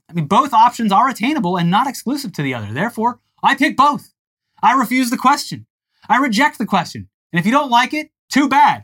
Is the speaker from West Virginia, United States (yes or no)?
no; Tampa, Florida, United States; my hometown paper of notes, the Tampa Bay Times